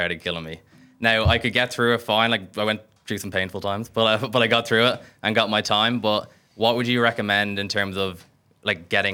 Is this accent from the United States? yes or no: no; Dublin, Leinster, Ireland; moved away as an adult; now in London, United Kingdom; I'm from Dublin, but living in London for the last year.